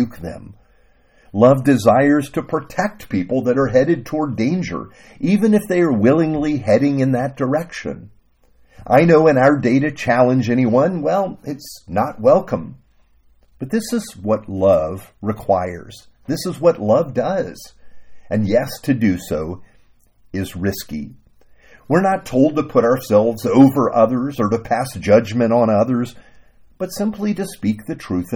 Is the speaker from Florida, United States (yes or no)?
yes; Miami, Florida, United States; growing up in Miami, my pastor, a man named Bob, took me under his wing